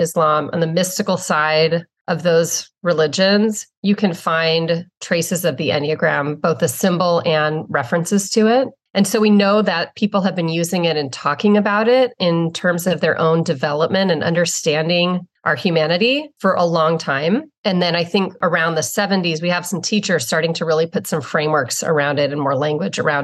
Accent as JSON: {"language": "English", "town": "San Diego", "region": "California", "country": "United States", "said": "I'm from San Diego, California"}